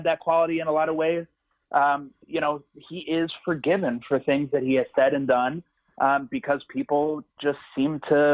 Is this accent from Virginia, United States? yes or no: no; San Antonio, Texas, United States; San Antonio, majority Latino city, also my hometown